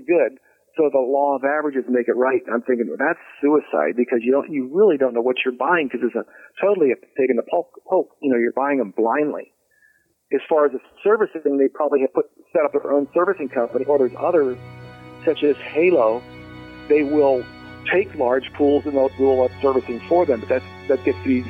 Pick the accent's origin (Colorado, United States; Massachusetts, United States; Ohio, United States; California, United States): Ohio, United States; Cincinnati; I grew up in Bridgetown